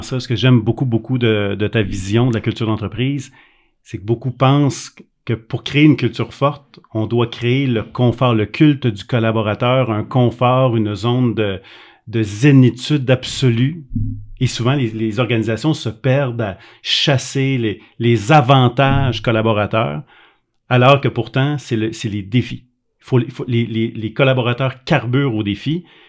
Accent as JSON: {"language": "French", "region": "Quebec", "country": "Canada", "said": "Moi, je suis un Québécois"}